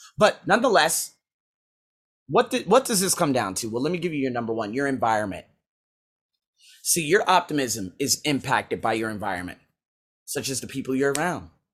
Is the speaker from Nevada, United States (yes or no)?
yes; Las Vegas, Nevada, United States; moved away as an adult; also born or lived in Iowa / Australia; my hometown, Las Vegas